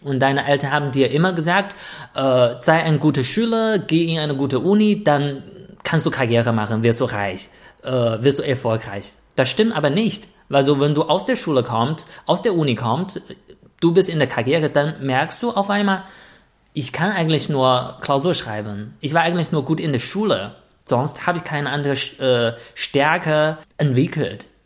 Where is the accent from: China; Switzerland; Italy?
China; als Chinese